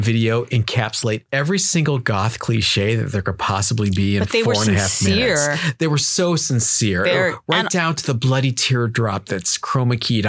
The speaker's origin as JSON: {"language": "English", "town": "Cleveland", "region": "Ohio", "country": "United States", "tie": "born or raised there", "moved": "yes", "said": "growing up in Cleveland, Ohio."}